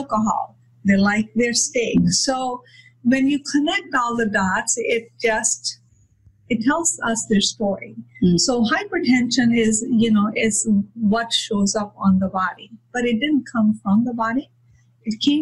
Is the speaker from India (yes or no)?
yes; India; moved away; I come from India